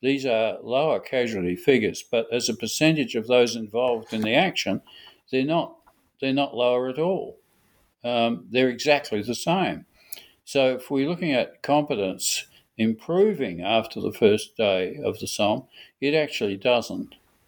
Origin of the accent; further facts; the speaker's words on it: Australia; Some people think I don't approve of Sir Douglas Haig because I'm an Australian.